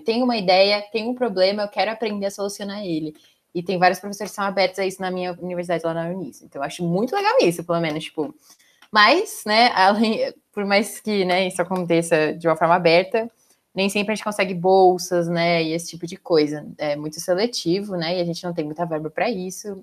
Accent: Salto, São Paulo, Brazil; eu sou de São Paulo, na cidade de Salto, especificamente agora

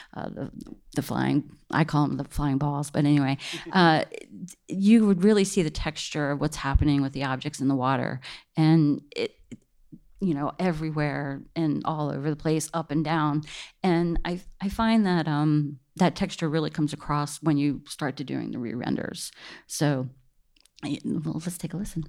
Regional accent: Washington, District of Columbia, United States; I'm from the East Coast, from the D C area

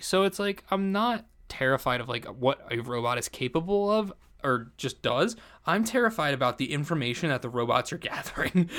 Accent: New Jersey, United States; I'm from Jersey

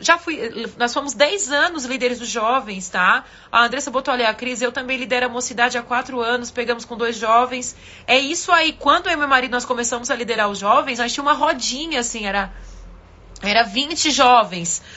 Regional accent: Manaus, Amazonas, Brazil; Manaus, eu sou de Manaus

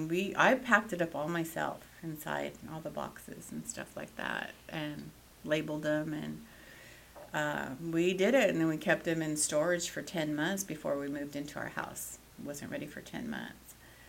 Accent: California, United States; moved away as an adult; now in Nevada, United States; I was born and raised in California.

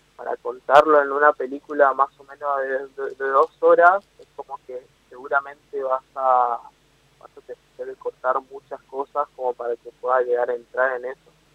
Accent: Argentina; me toca como argentino

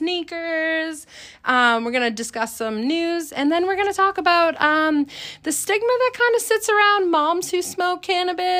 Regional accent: Middleborough, Massachusetts, United States; my hometown of Middleborough

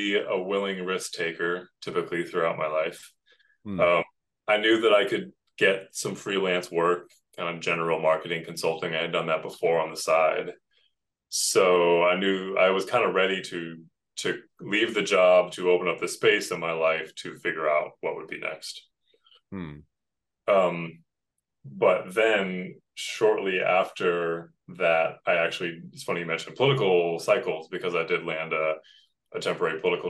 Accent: Western Massachusetts, United States; moved away as an adult; also born or lived in New York City, United States; I was trying to move back to my hometown in Western Massachusetts

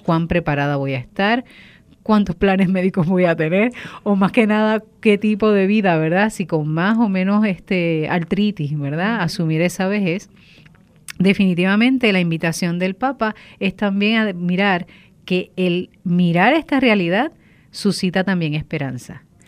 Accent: Bayamón, Puerto Rico; now in Cataño, Puerto Rico; soy natural de Bayamón, pero Cataño me ha adoptado por mucho tiempo

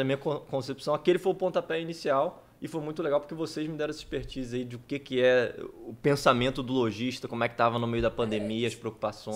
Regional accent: Campos dos Goytacazes, Rio de Janeiro, Brazil; moved away; Sou empreendedor, sou daqui de Campos, tenho 37 anos

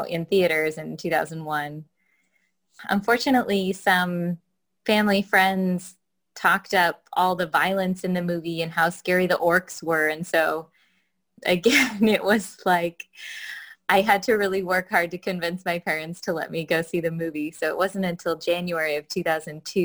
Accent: Sequim, Washington, United States; I'm from Squim, Washington

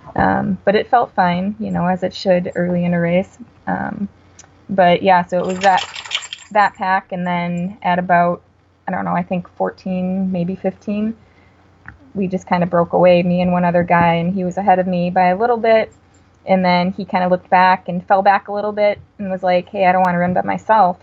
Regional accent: Wisconsin, United States; I'm from Wisconsin.

